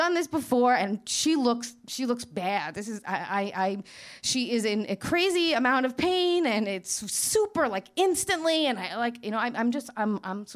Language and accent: English; New York City, New York, United States; now in Manhattan, United States; I'm from Queens